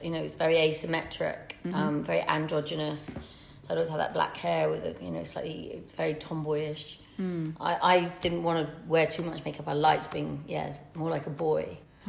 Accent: Manchester, North West England, United Kingdom; I'm very common. I'm not, you know, I'm from Manchester. I'm like you guys.

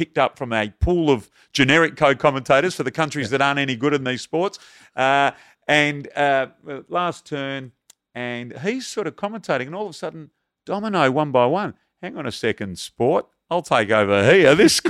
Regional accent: Perth, Western Australia, Australia; I'm a bloke from Perth.

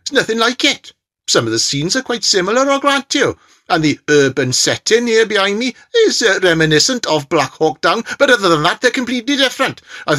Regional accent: Birkenhead, North West England, United Kingdom; born there; Anyway, I know I sound Welsh, but actually, I was born in Birkenhead, and both my parents are from Liverpool, so, curious, isn't it?

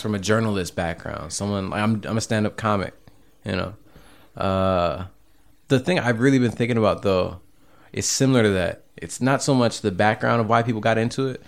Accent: Cleveland, Ohio, United States; moved away; also born or lived in Seattle; I come from Cleveland. I lived in Seattle the last decade

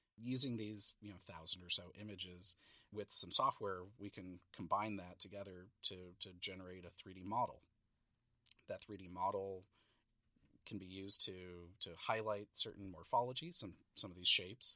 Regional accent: San Francisco, California, United States; moved away as an adult; also born or lived in Montana; I grew up in San Francisco, visiting the San Francisco Zoo

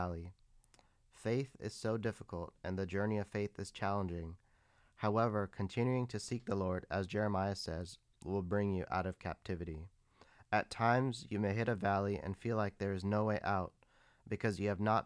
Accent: San Bruno, California, United States; I was born and raised in Northern California in a city called San Bruno.

